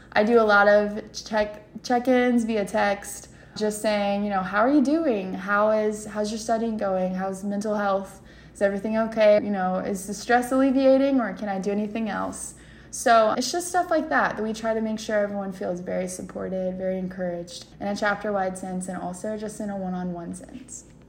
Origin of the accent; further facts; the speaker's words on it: London, Kentucky, United States; I am from London, Kentucky, so it's like the southeastern part of the state